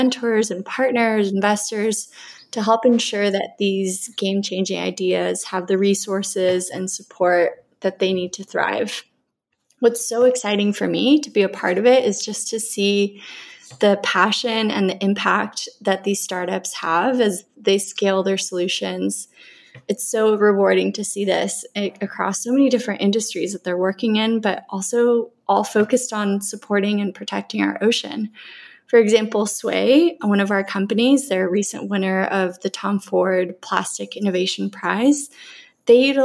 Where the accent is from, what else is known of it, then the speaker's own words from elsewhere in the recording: Colombia; now in California, United States; growing up in Colombia, surrounded by all the lush forests and beautiful beaches and such a diverse ecosystem